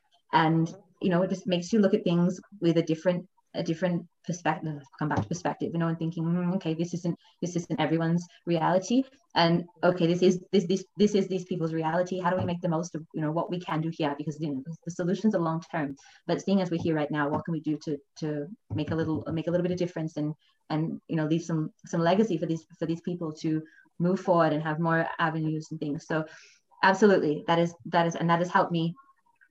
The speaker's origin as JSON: {"language": "English", "town": "Melbourne", "region": "Victoria", "country": "Australia", "tie": "born or raised there", "also_born_or_lived": "London, United Kingdom / Thailand", "moved": "as an adult", "lives_now": "Brazil", "said": "I was born in Australia and I grew up in a very privileged environment"}